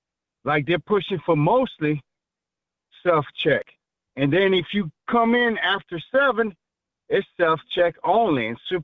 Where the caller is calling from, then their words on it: New Iberia, Louisiana, United States; New Iberia, Louisiana.